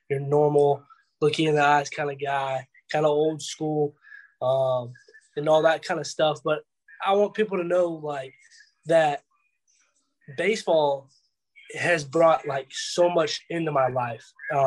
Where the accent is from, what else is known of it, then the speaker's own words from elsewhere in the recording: Atlanta, Georgia, United States; I'm from Atlanta, around the Atlanta area.